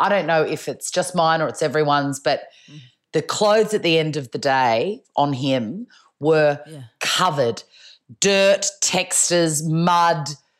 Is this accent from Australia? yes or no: yes; Melbourne, Victoria, Australia; I wear a lot of black, but I'm from Melbourne, so that's in my DNA.